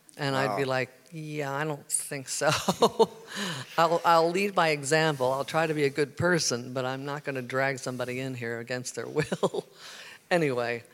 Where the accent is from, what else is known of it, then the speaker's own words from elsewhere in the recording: Baltimore, Maryland, United States; moved away; I'm from Baltimore. I was born and raised there, and I was a Methodist kid